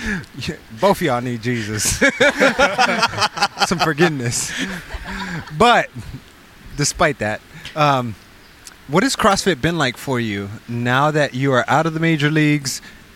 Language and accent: English; Compton, California, United States; moved away; I grew up in Compton